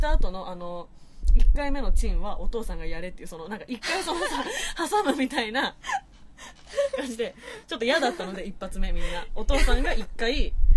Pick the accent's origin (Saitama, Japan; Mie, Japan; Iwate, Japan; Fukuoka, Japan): Mie, Japan; 特に地元三重なので